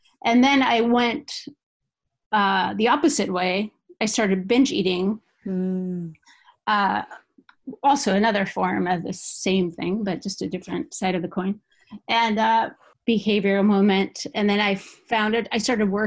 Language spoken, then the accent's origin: English; Basque Country, Spain; English is a second language; moved away as an adult; now in Seattle, United States; I moved away from the Basque Country